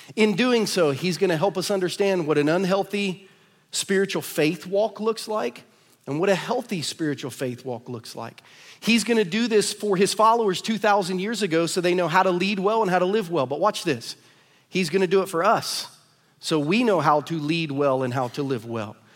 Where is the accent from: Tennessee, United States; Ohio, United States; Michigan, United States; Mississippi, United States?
Ohio, United States; now in Lee's Summit, United States; I'm from Ohio